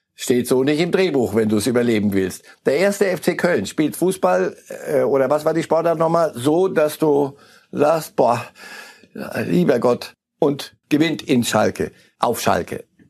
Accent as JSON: {"language": "German", "region": "Zurich", "country": "Switzerland", "said": "wir als Zürcher"}